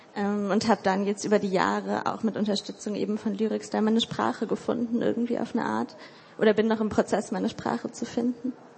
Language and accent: German; Hildesheim, Lower Saxony, Germany; Ich komme aus Hildesheim. Ich studiere dort literarisches Schreiben.